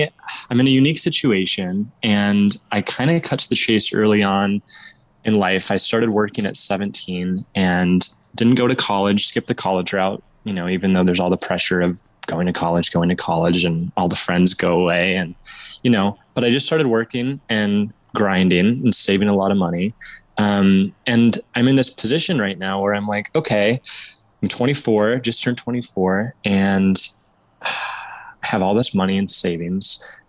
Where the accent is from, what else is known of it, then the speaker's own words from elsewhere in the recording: Oregon, United States; So I was born and raised in Southern Oregon in this town, and I'm just moved back after about 4 years.